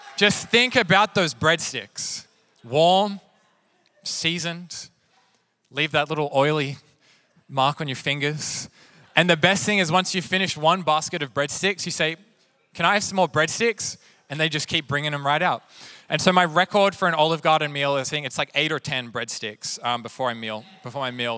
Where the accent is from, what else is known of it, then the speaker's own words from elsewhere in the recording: Sydney, New South Wales, Australia; now in Wilmington, United States; I grew up in Sydney, which is also known for its seafood